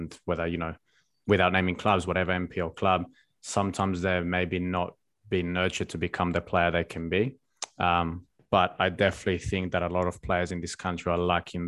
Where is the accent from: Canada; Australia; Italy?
Australia; none of us grew up here, but growing up in Australia can be really, really comfortable.